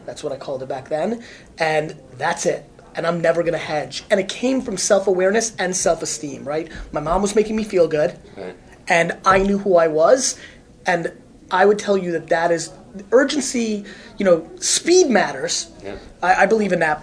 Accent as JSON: {"language": "English", "country": "United States", "tie": "born or raised there", "also_born_or_lived": "Russia", "said": "I grew up in America"}